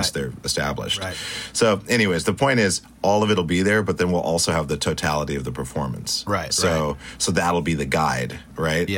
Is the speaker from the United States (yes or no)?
yes; Great Falls, Montana, United States; also born or lived in Stuttgart, Germany / Spain / Italy; I grew up in Montana